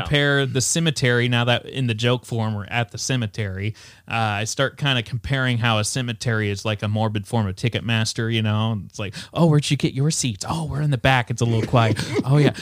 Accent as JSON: {"language": "English", "town": "Ames", "region": "Iowa", "country": "United States", "tie": "born or raised there", "said": "I come from Ames"}